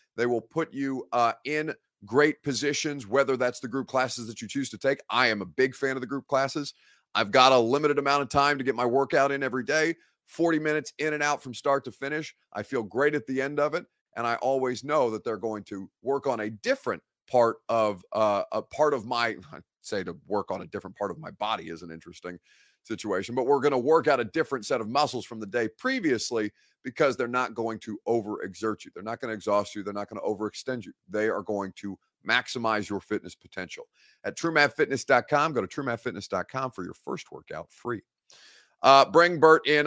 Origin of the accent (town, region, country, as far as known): Evansville, Indiana, United States; born or raised there; now in Nashville, United States